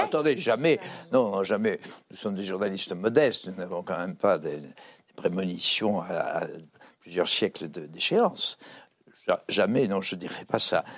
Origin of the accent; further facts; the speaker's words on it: France; on est français